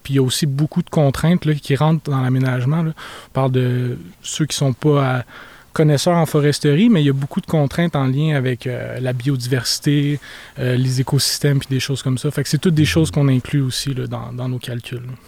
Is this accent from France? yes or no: no; Montreal, Quebec, Canada; moved away as an adult; also born or lived in Chicoutimi; now in Roberval, Canada; J'ai grandi à Montréal quand j'étais plus jeune.